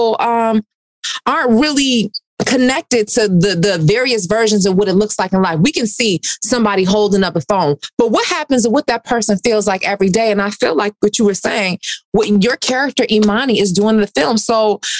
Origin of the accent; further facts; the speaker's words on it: Detroit, Michigan, United States; I'm from Detroit